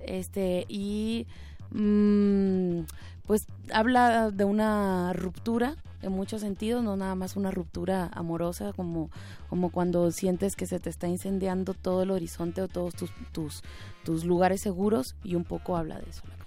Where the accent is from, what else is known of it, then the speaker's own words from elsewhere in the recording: Tijuana, Baja California, Mexico; moved away as an adult; also born or lived in Havana, Cuba; now in Guadalajara, Mexico; nací en La Habana. Em, ahí crecí hasta prácticamente como hasta los 10 años más o menos. Luego me fui a Tijuana